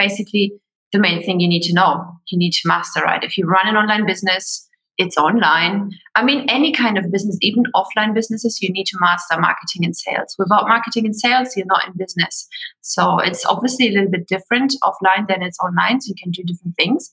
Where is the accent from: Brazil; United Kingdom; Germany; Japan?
Germany; moved away as an adult; also born or lived in Sydney, Australia; I'm originally from Germany.